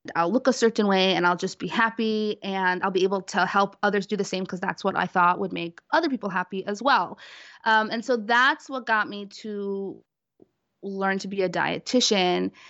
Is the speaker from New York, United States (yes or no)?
yes; New York City, New York, United States; I'm from Brooklyn, New York